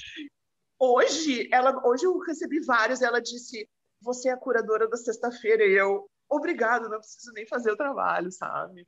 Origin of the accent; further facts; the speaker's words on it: Rio Grande do Sul, Brazil; Eu sou gaúcha